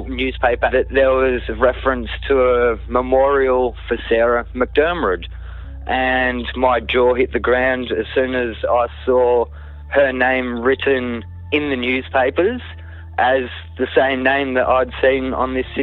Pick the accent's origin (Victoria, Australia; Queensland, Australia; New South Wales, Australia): Victoria, Australia; Kananook; I grew up in Cannanook